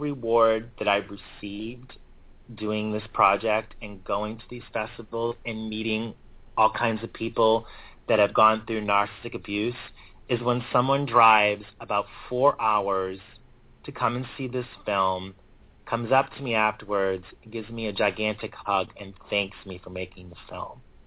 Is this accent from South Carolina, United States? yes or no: no; Boston, Massachusetts, United States; my hometown city